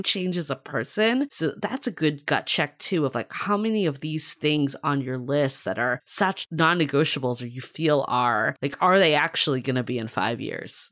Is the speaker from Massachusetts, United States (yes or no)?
yes; Boston, Massachusetts, United States; I grew up in Boston